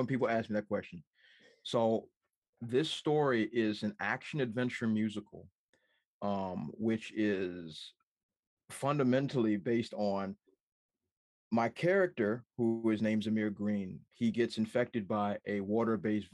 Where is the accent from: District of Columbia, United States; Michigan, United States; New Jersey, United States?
District of Columbia, United States; Washington; I'm from Washington, D.C. I forgot about that, but I'm from Washington, D.C.